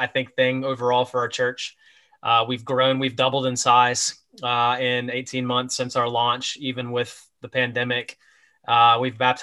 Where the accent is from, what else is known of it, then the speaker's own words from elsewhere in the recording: Texas, United States; moved away as an adult; also born or lived in greater Toronto area, Canada; So I'm from Texas. My wife and I moved to Canada to plant a church